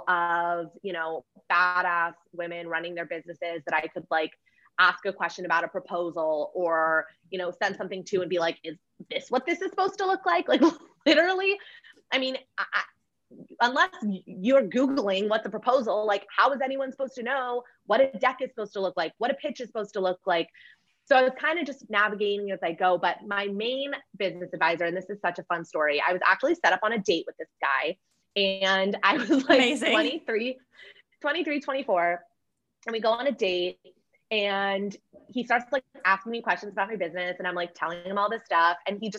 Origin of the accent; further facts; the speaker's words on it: Los Angeles, California, United States; I am